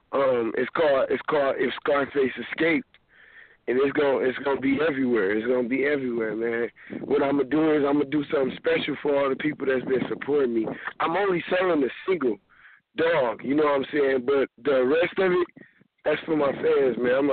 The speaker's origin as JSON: {"language": "English", "town": "Muskegon", "region": "Michigan", "country": "United States", "said": "It's …. I'm from Muskegon, Michigan."}